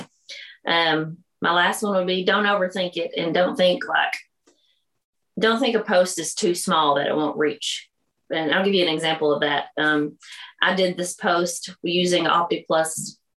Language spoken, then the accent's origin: English; the South, United States; accent: Southern; We're from the South. You could probably tell by my accent that it's pretty Southern.